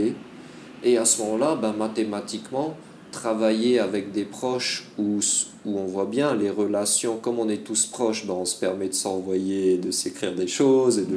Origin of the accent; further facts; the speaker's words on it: French Polynesia; also born or lived in France / Malaysia; j'ai été formé en Polynésie, Puis j'ai grandi en Polynésie